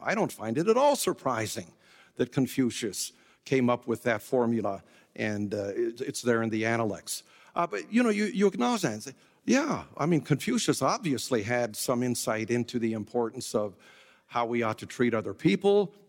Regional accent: United States; we, as American evangelicals

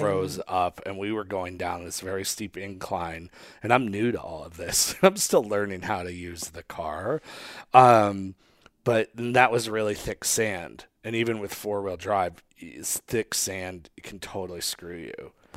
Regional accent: Northeast, United States; moved away; growing up in the Northeast

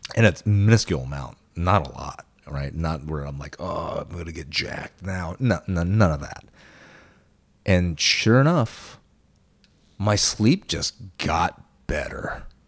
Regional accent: Lakeland, Florida, United States; born or raised there; English is a second language

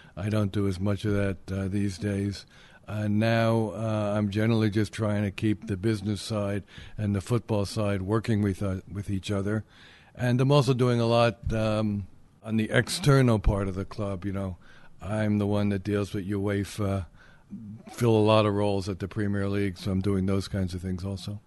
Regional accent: New Jersey, United States; accent: Brooklyn, New York; also born or lived in Queens, New York; I was born in Queens, but of course I have the Brooklyn accent, the New York accent. I grew up in New Jersey.

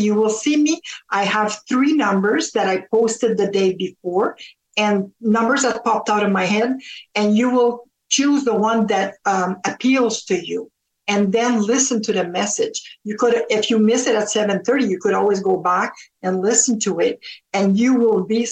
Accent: Canada; also born or lived in Ontario; we're Canadian over here. And I was a little girl and I always said, I'm going to move to the States and marry an American. Said that all my life. And turned out that I stayed here, married a Canadian

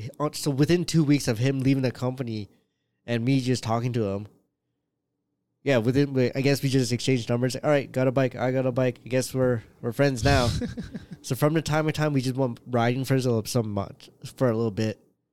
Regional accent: Canada; I'm very Canadian.

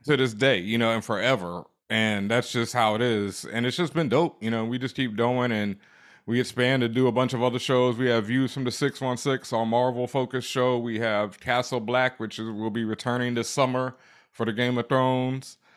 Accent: Houston, Texas, United States; moved away as an adult; also born or lived in Cheyenne, Wyoming / Washington, District of Columbia, United States / Los Angeles; now in Brooklyn, United States; I'm originally from Houston, Texas, Third Ward, South ah, Side.

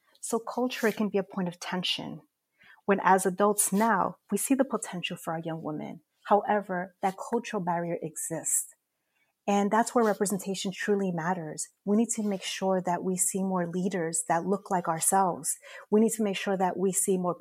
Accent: New York City, New York, United States; I'm also a proud native New Yorker, born and raised in Corona, Queens

